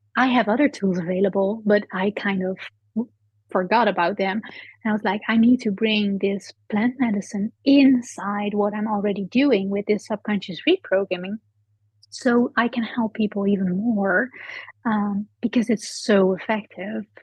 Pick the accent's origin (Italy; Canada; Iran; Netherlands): Netherlands; I'm from the Netherlands.